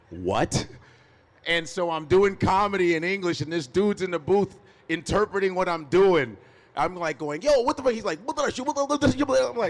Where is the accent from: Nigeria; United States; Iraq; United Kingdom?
Nigeria; I was a pre med psych major in college. Go figure, I'm Nigerian.